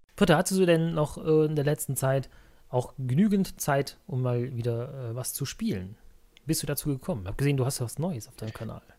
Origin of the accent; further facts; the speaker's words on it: Cologne, North Rhine-Westphalia, Germany; ich komme ja eigentlich aus Köln, aus dem Kölner Raum hier. Ich wohne in Köln